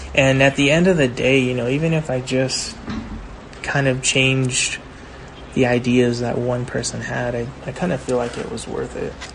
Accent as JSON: {"language": "English", "town": "Baldwin Park", "region": "California", "country": "United States", "tie": "born or raised there", "said": "growing up in Baldwin Park"}